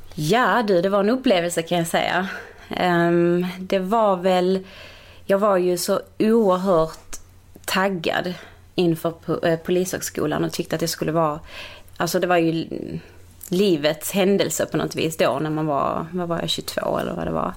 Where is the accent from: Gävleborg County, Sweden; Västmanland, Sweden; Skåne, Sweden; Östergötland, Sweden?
Skåne, Sweden; Malmö; also born or lived in Portugal; Holma i Malmö